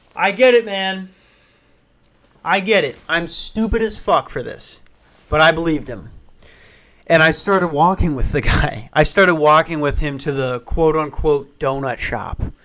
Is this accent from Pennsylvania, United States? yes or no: no; Minnesota, United States; I'm from Minnesota